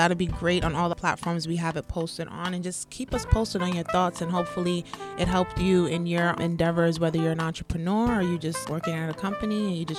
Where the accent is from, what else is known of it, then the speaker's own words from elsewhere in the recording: Crenshaw, California, United States; in California, grew up in the hard knock streets of Crenshaw. As you could imagine, life was not easy growing up in Crenshaw